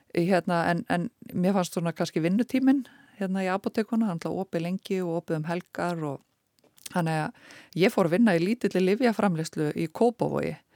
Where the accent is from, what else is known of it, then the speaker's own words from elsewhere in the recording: Eskifjörður, Eastern Region, Iceland; ég fætt og uppalinn á Eskifyrði